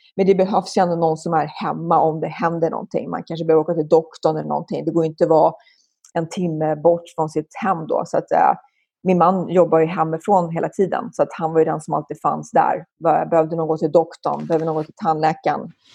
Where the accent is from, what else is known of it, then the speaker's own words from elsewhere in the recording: Stockholm, Stockholm County, Sweden; moved away as an adult; also born or lived in Roslagen, Östhammar / France / San Francisco / Denver, Colorado; now in Silicon Valley, United States; Jag växte upp i Stockholm, föddes på Söder så att jag var ganska urstockholmare på så sätt